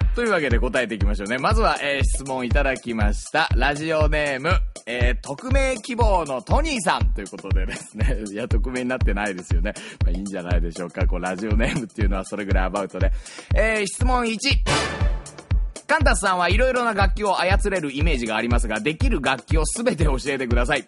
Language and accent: Japanese; Yokohama, Kanagawa, Japan; also born or lived in Tokyo; 東京生まれ横浜育ち